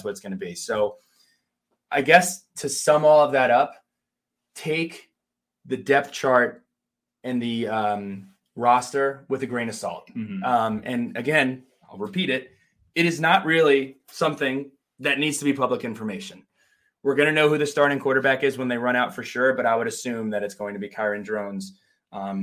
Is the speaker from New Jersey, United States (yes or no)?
yes; New Jersey, United States; We grew up together in New Jersey.